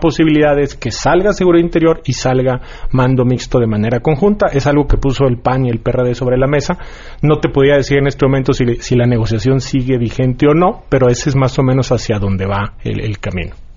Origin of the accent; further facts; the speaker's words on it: Nuevo León, Mexico; yo soy de Nuevo León